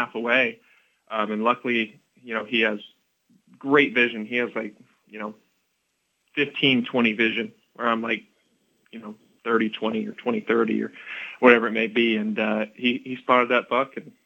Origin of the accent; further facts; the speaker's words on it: Tennessee, United States; I grew up in Tennessee hunting deer